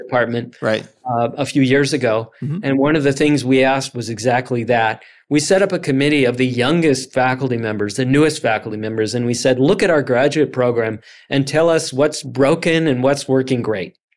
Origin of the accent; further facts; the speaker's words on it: Chicago, Illinois, United States; I grew up in the Chicago area.